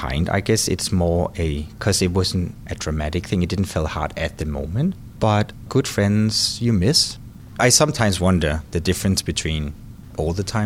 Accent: Copenhagen, Capital Region of Denmark, Denmark; moved away as an adult; also born or lived in Los Angeles, United States; now in Pittsburgh, United States; I was born in Denmark, Copenhagen, 1980

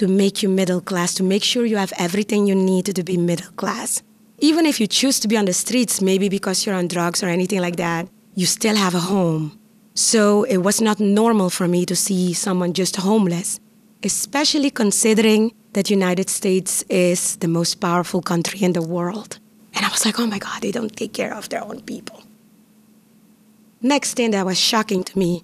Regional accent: Curaçao; first language Papiamentu; English is a second language; moved away as an adult; also born or lived in Costa Rica; now in Pittsburgh, United States; I am from the island of Curaçao, born and raised in the Dutch Caribbean islands.

